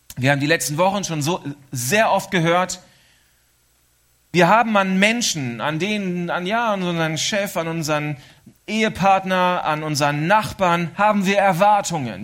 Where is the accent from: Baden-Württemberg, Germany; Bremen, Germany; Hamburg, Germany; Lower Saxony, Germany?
Lower Saxony, Germany; East Frisia; moved away as an adult; now in Switzerland; wir Ostfriesen